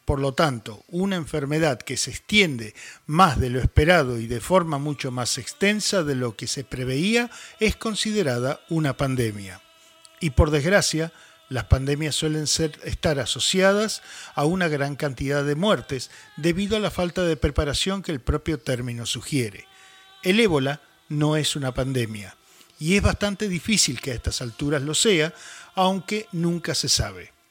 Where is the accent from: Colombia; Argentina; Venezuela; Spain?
Argentina; Buenos Aires; moved away; cuando era pequeño en Buenos Aires